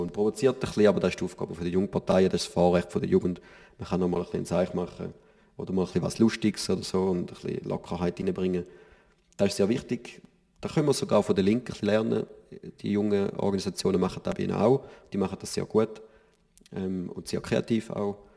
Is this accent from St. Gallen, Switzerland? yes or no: yes; St. Gallen, Switzerland; oder als St. Galler haben wir natürlich unsere Olma, die größte Publikumsmesse der Schweiz.